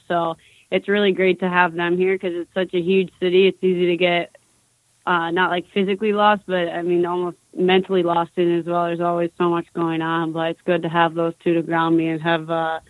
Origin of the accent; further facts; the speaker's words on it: Madison, Wisconsin, United States; now in New York City, United States; Now I'm in New York City. I came from Madison.